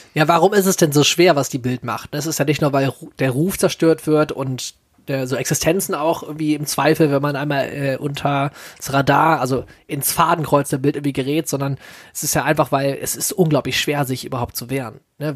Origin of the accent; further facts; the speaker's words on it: Solingen, North Rhine-Westphalia, Germany; hier in meiner Heimatstadt.